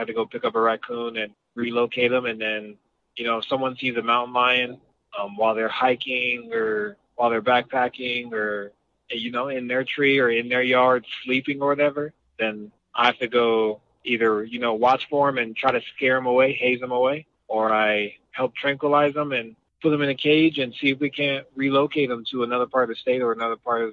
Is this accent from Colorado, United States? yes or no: yes; Denver, Colorado, United States; also born or lived in Fort Collins, Colorado / Boulder, Colorado; I'm originally from Denver, Colorado